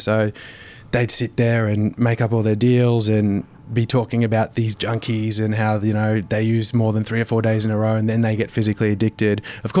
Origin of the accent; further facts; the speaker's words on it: Brisbane, Queensland, Australia; West End in Brisbane.